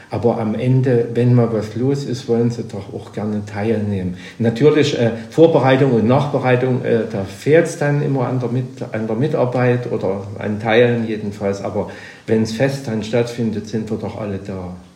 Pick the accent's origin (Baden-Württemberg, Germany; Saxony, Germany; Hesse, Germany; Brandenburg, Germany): Saxony, Germany; Flossenmühle near Borstendorf; also born or lived in Wolkenstein; mal geboren in der Flossenmühle bei Burstendorf, ein Ort, den es eigentlich fast nicht mehr gibt. Von 400 Einwohnern auf 50 geschrumpft